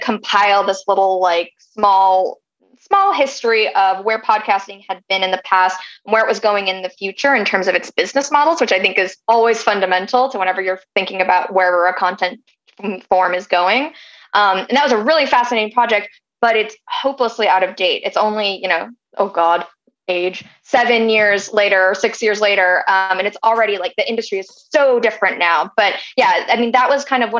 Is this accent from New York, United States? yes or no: yes; Long Island, New York, United States; moved away as an adult; also born or lived in Washington, D.C. / Chile; I grew up in Long Island, New York, suburb of the city